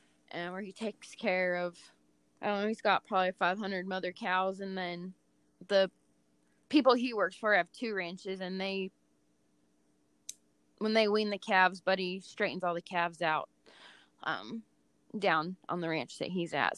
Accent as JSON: {"language": "English", "region": "California", "country": "United States", "tie": "born or raised there", "moved": "as an adult", "lives_now": "Texas, United States", "said": "because I was raised in California, and now at this point in my life, I'm almost 38. I've spent about half my life in California, and the second half has been pretty much in Texas"}